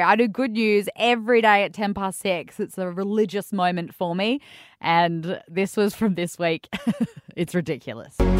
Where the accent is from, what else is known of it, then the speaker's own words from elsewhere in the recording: Western Australia, Australia; I grew up in West Australia basically my whole life